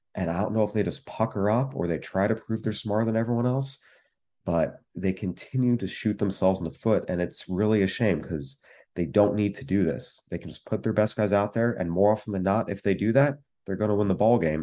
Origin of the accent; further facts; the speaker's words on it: San Diego, California, United States; I grew up in San Diego